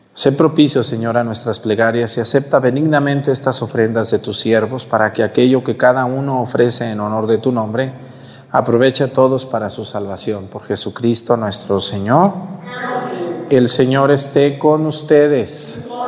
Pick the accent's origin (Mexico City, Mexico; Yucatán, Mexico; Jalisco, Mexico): Jalisco, Mexico; Mexticacán; also born or lived in Chilapa, Guerrero; now in Chilapa de Álvarez, Mexico; mi pueblo, a Mesticacán